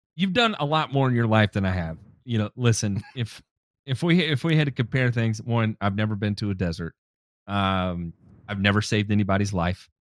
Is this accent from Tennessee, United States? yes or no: yes; Tennessee, United States; someone else from Tennessee